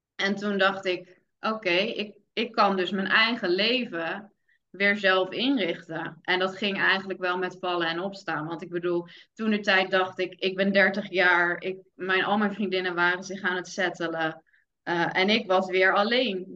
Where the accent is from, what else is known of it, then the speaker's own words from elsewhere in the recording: Vlaardingen, South Holland, Netherlands; moved away as an adult; now in Middelburg, Netherlands; ik kom oorspronkelijk uit Vlaardingen, mijn vriend uit Middelburg. Ik ben toen verhuisd naar, naar Middelburg